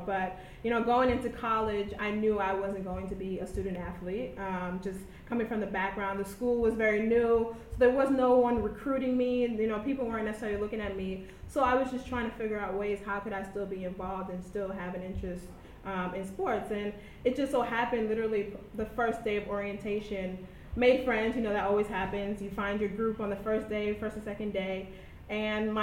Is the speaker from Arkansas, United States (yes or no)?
no; New York City, New York, United States; also born or lived in Davidson, North Carolina; I went to high school here in New York City, right in my hometown. I'm actually from East Harlem